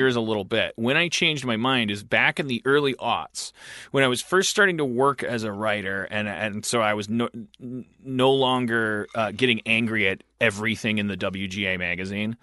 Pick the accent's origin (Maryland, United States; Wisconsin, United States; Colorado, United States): Wisconsin, United States; I'm from Wisconsin